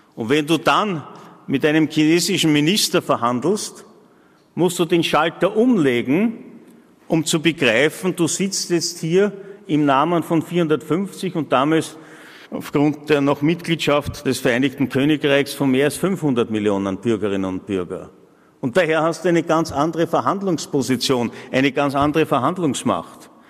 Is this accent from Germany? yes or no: no; Austria; als Österreicher und Österreicherinnen